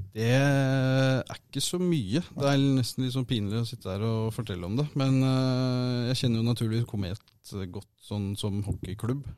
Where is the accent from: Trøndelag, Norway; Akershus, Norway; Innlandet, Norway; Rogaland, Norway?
Akershus, Norway; Asker; moved away as an adult; also born or lived in Kongsvinger; now in Halden, Norway; Jeg er uh, født og oppvokst i Asker